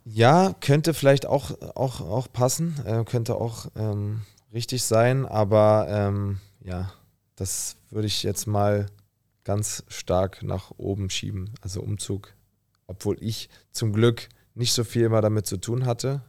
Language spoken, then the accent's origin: German; Berlin, Germany; also born or lived in Potsdam; also bin ich ja auch in Berlin aufgewachsen, habe dann meine erste Wohnung in Berlin bezogen